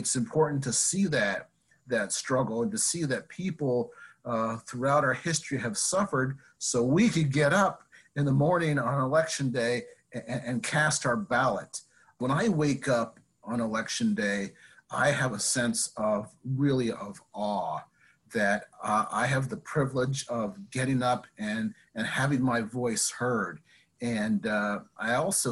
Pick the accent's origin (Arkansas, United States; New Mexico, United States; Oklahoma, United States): New Mexico, United States; Navajo Indian Reservation; moved away as an adult; also born or lived in Las Vegas, New Mexico; now in Washington, D.C., United States; I grew up in on the Navajo Indian Reservation, about 3 hours west of Albuquerque